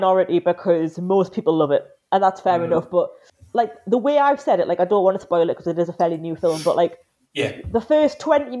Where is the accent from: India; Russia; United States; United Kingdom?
United Kingdom; Newcastle upon Tyne, North East England; accent: Geordie; moved away as an adult; now in London, United Kingdom; I live in London now, but obviously I'm from Newcastle, if you couldn't tell. And yeah, it's after I've been down here since, 2013, and the accent hasn't gone yet. Still here. I feel like I'm a Geordie at heart, even if I'm not in Newcastle right now.